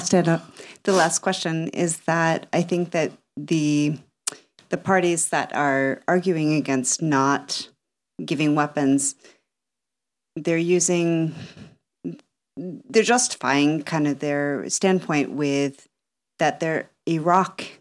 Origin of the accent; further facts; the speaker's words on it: United States; accent: American; now in Norway; I'm also American